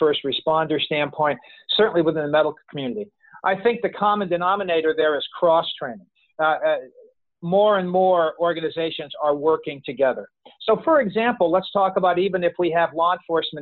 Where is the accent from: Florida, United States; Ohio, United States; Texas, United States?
Florida, United States; Orlando; here in my hometown of Orlando, Florida